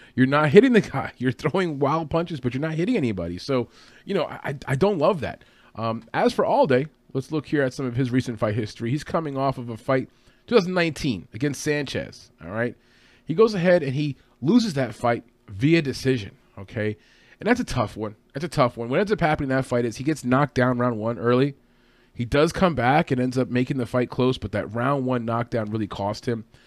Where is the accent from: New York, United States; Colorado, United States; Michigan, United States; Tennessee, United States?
New York, United States; New York City area, United States; I'm from the New York City area